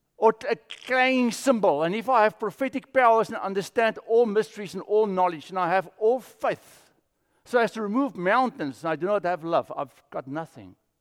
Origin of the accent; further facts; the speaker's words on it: South Africa; moved away; I grew up in South Africa